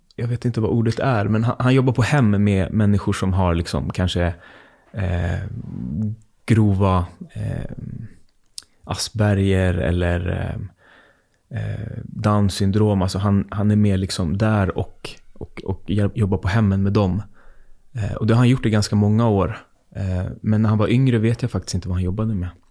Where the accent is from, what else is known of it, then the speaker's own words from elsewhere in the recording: Botkyrka, Stockholm County, Sweden; jag bor ganska nära där jag växte upp i Fittja